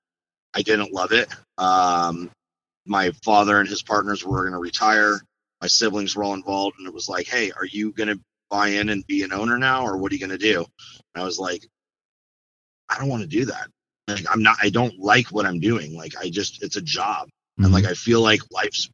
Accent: Mission Viejo, California, United States; born and raised in Southern California. Always lived in Orange County.

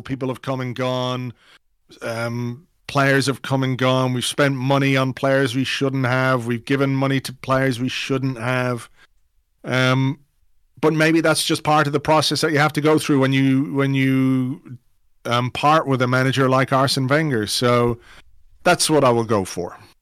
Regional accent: England, United Kingdom; a kid who grew up in England. I was born in England

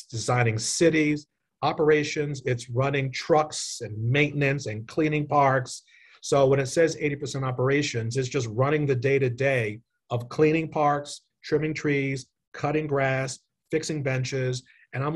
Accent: New York City, New York, United States; moved away as an adult; now in North Carolina, United States; I grew up in New York. I knew what Prospect Park looked like in the 70s

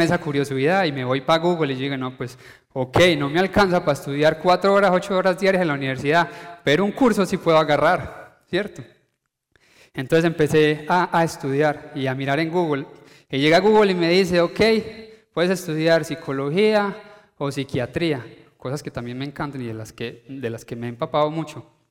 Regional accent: Paisa, Antioquia, Colombia; uno como paisa, uno que dice, eh, colombiano

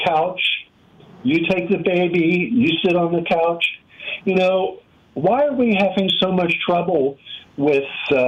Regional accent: Pittsburgh, Pennsylvania, United States; I grew up in Pittsburgh, Pennsylvania

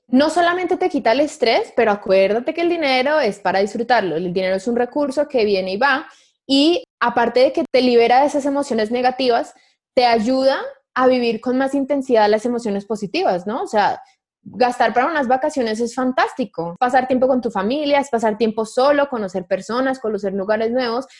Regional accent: Colombia; moved away; una nómada digital colombiana

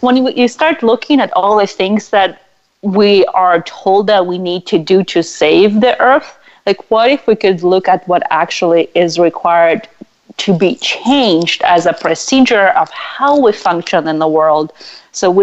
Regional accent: Russia; moved away; I was raised in Russia

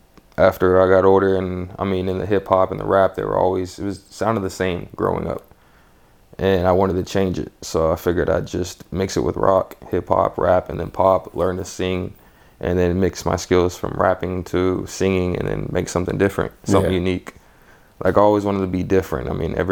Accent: Dexter, Missouri, United States; also born or lived in Modesto; I'm originally from California in Modesto in the Valley. It's pretty chill. I moved a lot of places, more like St. Louis, Missouri area. I was down there for a while, grew up in, I think, Dexter, Missouri.

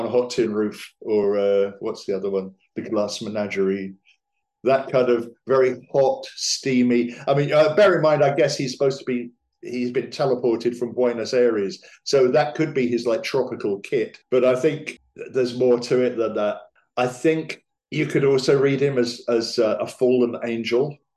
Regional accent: England, United Kingdom; bear in mind, I'm English, so I don't know what I'm talking about with American history, but or geography even.

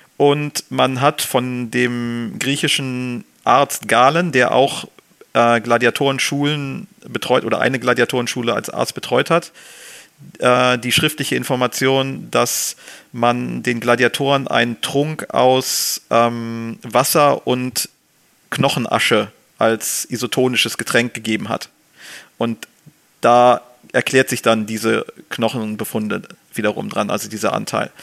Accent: Germany; als Deutsche

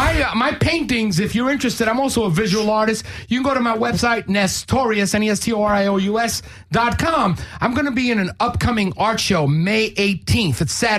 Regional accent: New York, United States; now in Los Angeles, United States; How do you know I come from New York, bro?

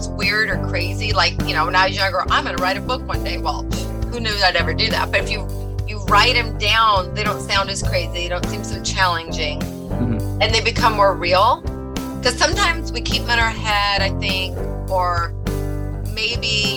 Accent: Long Beach, California, United States; also born or lived in Oregon; I'm originally from Long Beach, California, which I'm here again right now as of last year

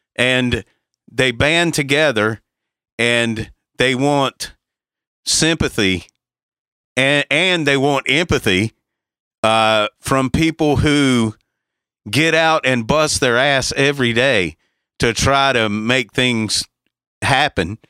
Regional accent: the South, United States; if you grew up where we grew up in the South

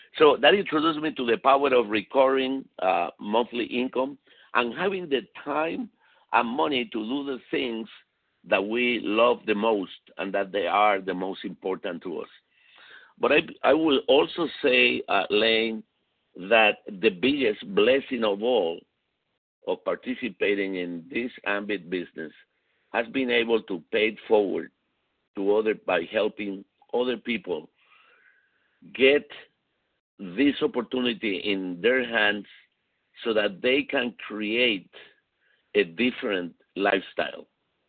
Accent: Puerto Rico; also born or lived in Chile / Venezuela; I was born in South America, in Chile, so I spent a few years in Chile. Then I moved to Venezuela, and then from Venezuela, I moved to Puerto Rico, where I spent most of my life.

